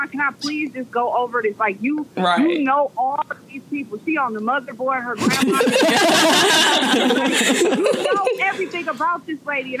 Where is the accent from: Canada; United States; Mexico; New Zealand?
United States; Milwaukee, Wisconsin; moved away as an adult; now in Dallas, United States; We're from Milwaukee